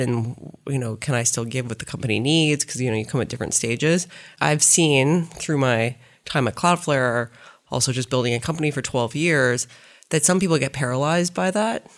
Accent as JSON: {"language": "English", "region": "Saskatchewan", "country": "Canada", "tie": "born or raised there", "also_born_or_lived": "Toronto", "moved": "yes", "said": "I grew up in Saskatchewan."}